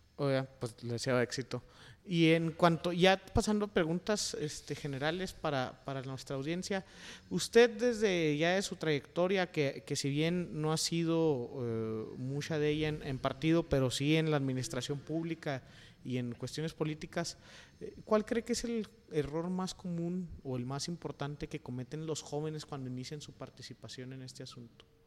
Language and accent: Spanish; Chihuahua, Mexico; moved away; en Chihuahua, de donde yo vengo